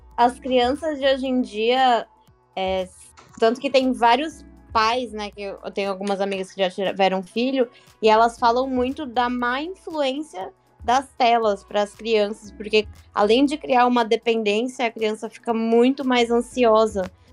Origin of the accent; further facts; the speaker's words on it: Santos, São Paulo, Brazil; also born or lived in Northeast Brazil; Eu sou daqui de Santos, morei três anos quase aí no Nordeste